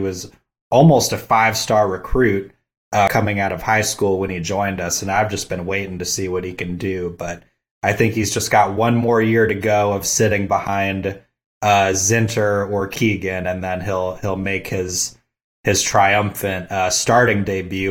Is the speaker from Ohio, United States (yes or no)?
no; Sterling Heights, Michigan, United States; my hometown up in Michigan of Sterling Heights